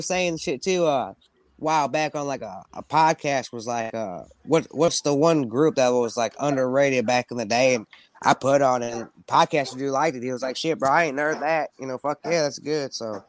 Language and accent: English; Midwest, United States; Because, you know, I'm from the Midwest, so, you know, there's the South, there's the East Coast, West Coast. You know, like, to me, you know, Midwest ain't got no coast